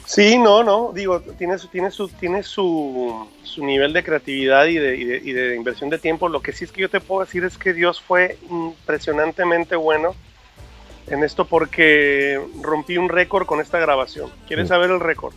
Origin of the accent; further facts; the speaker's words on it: Mexico; Como buenos mexicanos, tenemos que comer bien todo el tiempo